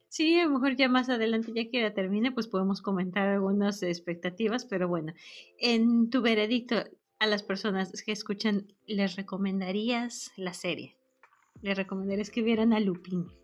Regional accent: Mexico; moved away as an adult; now in United States; no soy pocha, soy mexicana

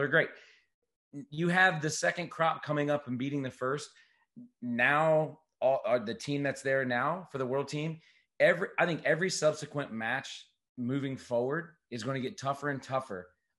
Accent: United States; as an American, I'm looking at an American flag right now

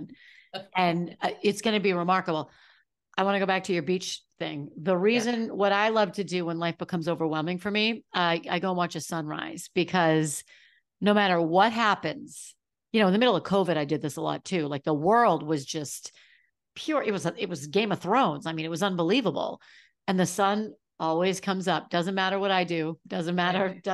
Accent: New England, United States; I'm from New England.

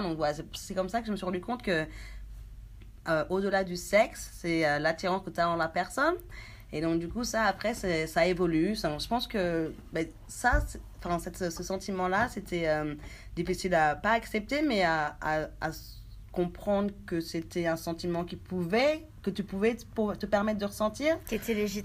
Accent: France; moved away as an adult; also born or lived in Haiti; now in New Zealand; je suis née en Haïti, à Véret, une petite ville voilà, dans les Caraïbes. J'ai vécu presque toute ma vie en France

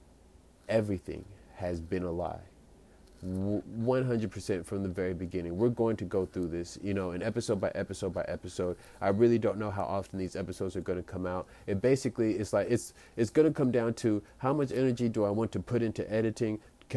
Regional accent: United States; I'm an American

